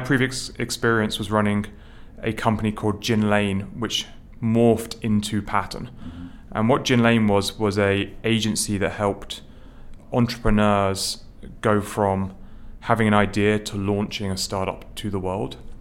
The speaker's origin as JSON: {"language": "English", "country": "United Kingdom", "tie": "born or raised there", "moved": "yes", "lives_now": "New York City, United States", "said": "I grew up um, just outside London"}